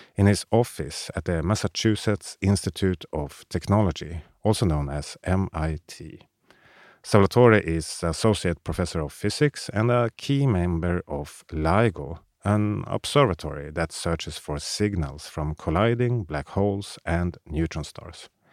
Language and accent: English; Sweden; Sweden is also my home country